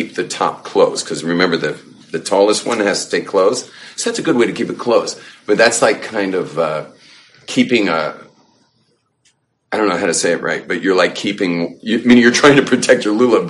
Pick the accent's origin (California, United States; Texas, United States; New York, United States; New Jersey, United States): California, United States; moved away; growing up in California